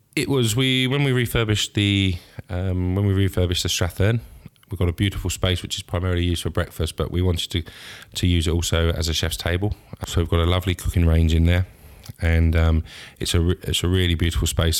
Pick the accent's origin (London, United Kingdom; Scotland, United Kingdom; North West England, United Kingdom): Scotland, United Kingdom; being Scottish